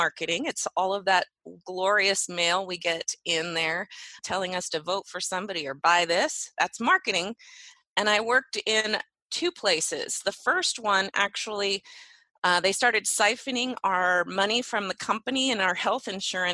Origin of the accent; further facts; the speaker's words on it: Medford, Oregon, United States; I actually grew up in Southern Oregon, Medford, Oregon